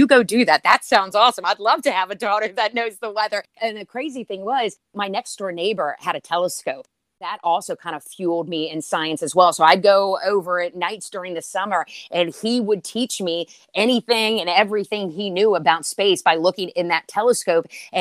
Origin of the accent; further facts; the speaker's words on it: Winchester, Virginia, United States; I'm from Winchester, Virginia, which is in the Shenandoah Valley, the beautiful Blue Ridge Mountains surrounding us. I grew up there, born and raised.